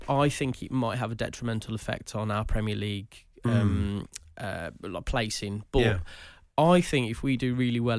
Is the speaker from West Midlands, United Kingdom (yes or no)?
yes; Wolverhampton, West Midlands, United Kingdom; I'm born and bred in Wolverhampton.